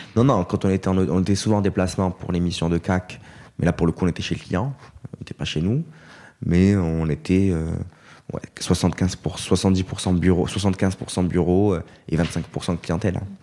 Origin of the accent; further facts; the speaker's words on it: Corte, Corsica, France; moved away as an adult; also born or lived in Aix-en-Provence; now in Paris, France; quatre étudiants euh, avec qui on a grandi à Corté